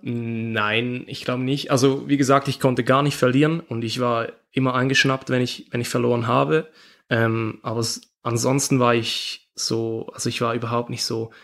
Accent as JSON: {"language": "German", "country": "Switzerland", "said": "ich bin Schweizer"}